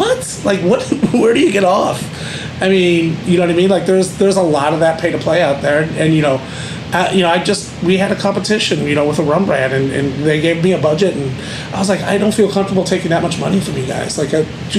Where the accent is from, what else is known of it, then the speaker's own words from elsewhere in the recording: Buffalo, New York, United States; moved away as an adult; also born or lived in West Palm Beach, Florida / Las Vegas, Nevada; now in Austin, United States; It's my hometown, Buffalo, New York.